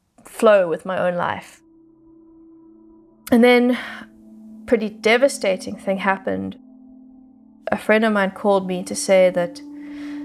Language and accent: English; Johannesburg, Gauteng, South Africa; I grew up in Johannesburg, which is a landlocked, big city, very far away from nature